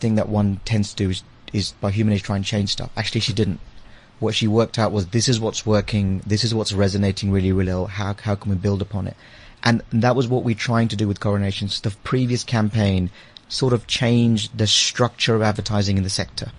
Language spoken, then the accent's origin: English; London, United Kingdom; also born or lived in India / Liberia; now in South Africa; I was born in India, uh, and then I spent a couple of years uh, when I was very young in Liberia, and then back in India. And I went to the UK when I was about seven or eight. So I've been in the UK ever since, uh, and kind of grew up in London.